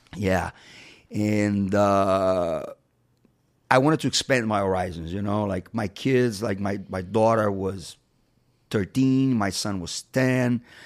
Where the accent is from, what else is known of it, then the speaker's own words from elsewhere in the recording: Rio de Janeiro, Brazil; moved away as an adult; now in United States; Rio's my hometown